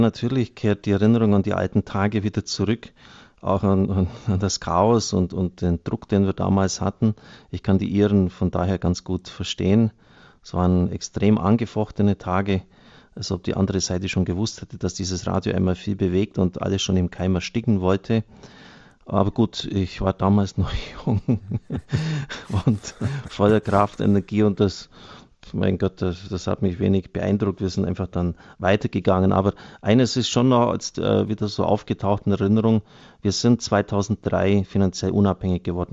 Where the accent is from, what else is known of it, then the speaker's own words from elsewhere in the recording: Germany; gerade wir als Deutsche